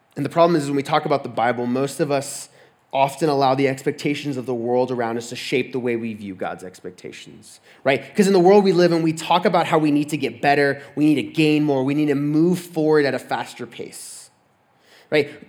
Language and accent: English; Texas, United States; moved away as an adult; I'm from Texas